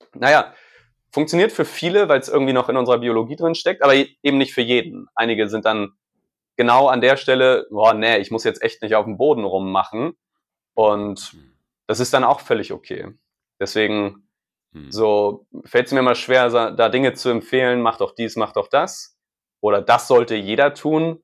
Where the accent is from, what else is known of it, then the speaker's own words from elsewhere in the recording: Hamburg, Germany; moved away; ich bin bei der Familie in der Heimat in Hamburg und in, quasi in meinem Heimathaus, wo ich aufgewachsen bin